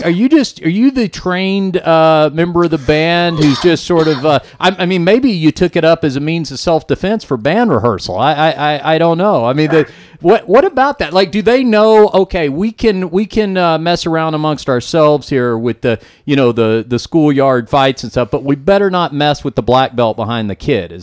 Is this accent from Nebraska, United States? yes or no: no; Dallas, Texas, United States; I'm from Dallas originally